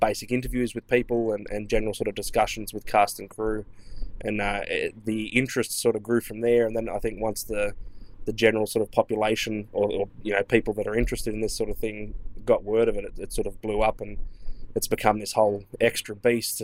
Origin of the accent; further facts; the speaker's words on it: Australia; accent: Australian; from Australia, if you can't tell by my accent